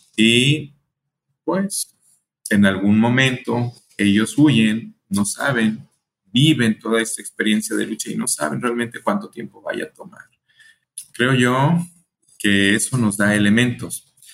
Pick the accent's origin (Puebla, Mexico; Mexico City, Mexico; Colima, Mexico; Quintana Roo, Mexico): Colima, Mexico; also born or lived in El Paso, Texas; yo soy de México, nací en Colima, Colima, aquí muy cerquitas de Jalisco.